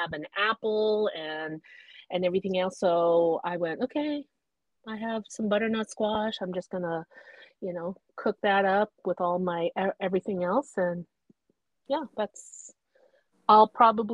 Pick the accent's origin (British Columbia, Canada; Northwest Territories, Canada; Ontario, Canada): Northwest Territories, Canada; moved away; growing up in the Northwest Territories where I would get to school and then I would start seeing the sun coming up